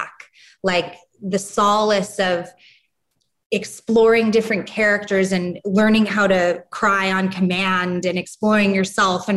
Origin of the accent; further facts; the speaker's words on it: New York City, New York, United States; moved away as an adult; now in Los Angeles, United States; growing up in New York and being a teenager in New York